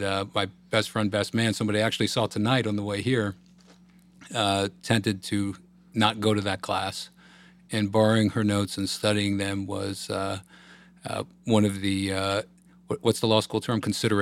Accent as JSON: {"language": "English", "region": "Northern Virginia", "country": "United States", "tie": "born or raised there", "also_born_or_lived": "Los Angeles, California", "said": "For a family that was from the city and eventually Long Island. But for the most part, I grew up outside of D.C. in Northern Virginia."}